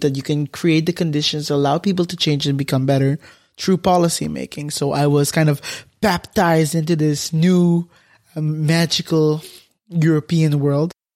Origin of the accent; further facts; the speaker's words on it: Curaçao; moved away as an adult; now in Netherlands; I'm from Curaçao.